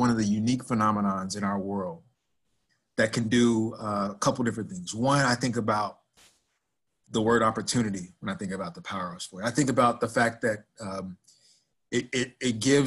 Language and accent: English; Dallas, Texas, United States; moved away as an adult; also born or lived in Nebraska / Philadelphia / Arkansas / Florida; as a kid growing up in Dallas, Texas, that I'd be living in Nebraska